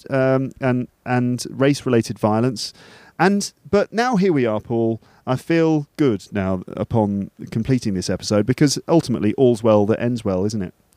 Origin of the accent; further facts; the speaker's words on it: England, United Kingdom; we're two English guys